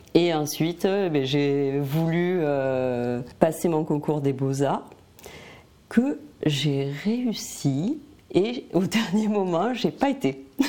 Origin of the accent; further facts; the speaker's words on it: Albi, Occitania, France; now in Montpellier area, France; je suis dans la région de Montpellier et je suis originaire d'Albi dans le Tarn.